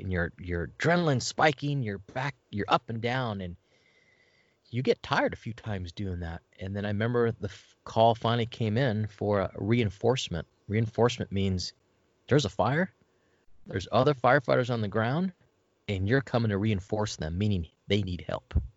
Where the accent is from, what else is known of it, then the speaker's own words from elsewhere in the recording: La Puente, California, United States; also born or lived in West Covina; I grew up in La Puente, uh, West Covina, uh, not, definitely not the bad parts, but I grew up in L A County